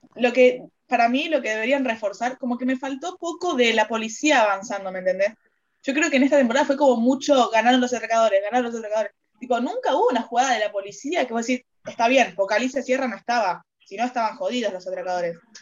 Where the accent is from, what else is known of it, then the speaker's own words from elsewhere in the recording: Argentina; yo como argentina